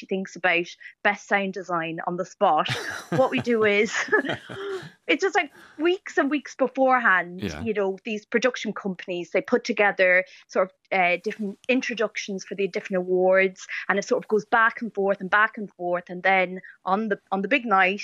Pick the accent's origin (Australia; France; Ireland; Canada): Ireland; Navan, County Meath; now in London, United Kingdom; I'm from the Royal County, Navan